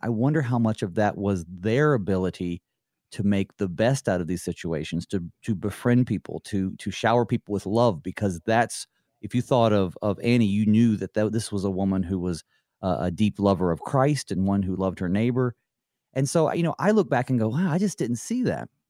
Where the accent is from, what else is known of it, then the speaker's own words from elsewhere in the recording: the South, United States; I grew up in the South, uh, born, born in nineteen eighty, so I grew up, I guess, really in the nineties.